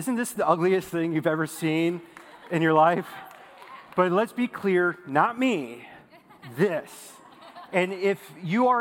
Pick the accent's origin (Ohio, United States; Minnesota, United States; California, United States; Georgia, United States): Minnesota, United States; moved away as an adult; now in Texas, United States; I'm a Minnesota boy, so I moved here 4 years ago from Minnesota to Texas